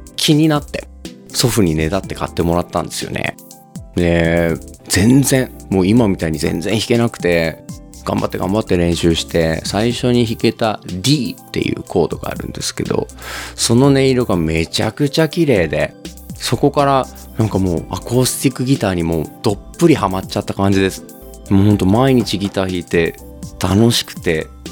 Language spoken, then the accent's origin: Japanese; Okayama, Japan; 僕は岡山 出身で今も岡山在住のシンガーソングライターです